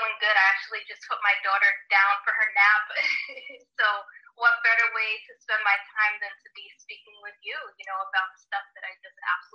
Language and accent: English; Providence, Rhode Island, United States; moved away as an adult; also born or lived in California; where I was born in Rhode Island, Providence, Rhode Island